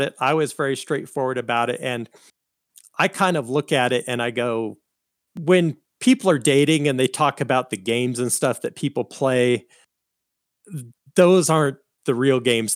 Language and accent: English; Colorado, United States; I was born here in Colorado